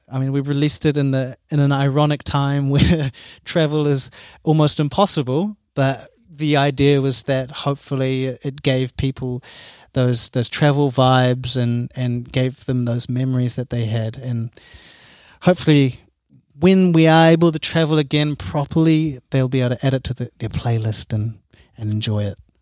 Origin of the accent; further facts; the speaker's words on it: Auckland, New Zealand; now in Cologne, Germany; I come from Auckland